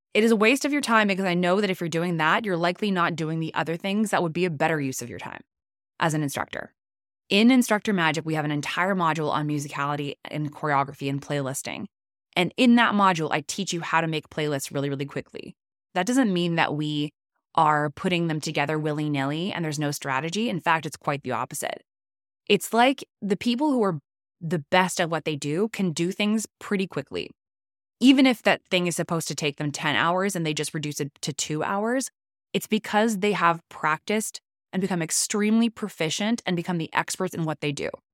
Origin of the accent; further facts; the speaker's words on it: Canada; I'm Canadian